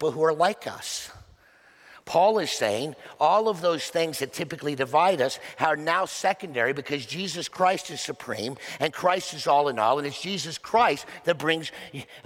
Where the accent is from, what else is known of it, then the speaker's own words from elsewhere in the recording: Oklahoma, United States; moved away; I was born in Oklahoma